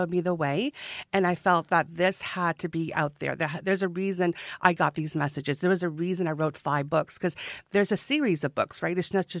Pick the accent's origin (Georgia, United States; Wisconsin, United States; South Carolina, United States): Georgia, United States; You know, this honey cake is just going to be like my future grandchild, because I'm from Georgia.